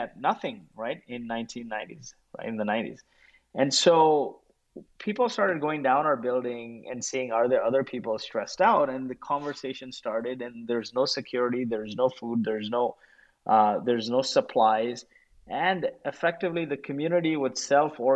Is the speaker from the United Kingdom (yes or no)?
no; Kuwait; moved away; I grew up in Kuwait, and I was a refugee of the Gulf War.